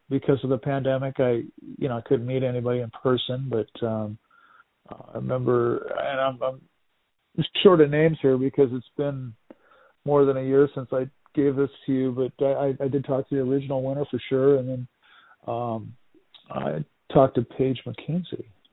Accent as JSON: {"language": "English", "town": "Seattle", "region": "Washington", "country": "United States", "tie": "born or raised there", "said": "my hometown of Seattle"}